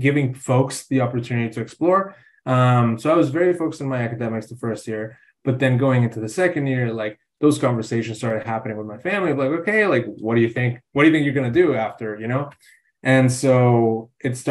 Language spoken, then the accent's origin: English; Mexico City, Mexico; moved away as an adult; now in United States; I'm originally from Mexico City, have been living in the States for a while now